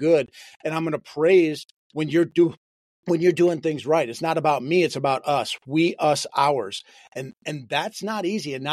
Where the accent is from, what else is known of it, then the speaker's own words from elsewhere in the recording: Michigan, United States; moved away; I'm originally from Michigan.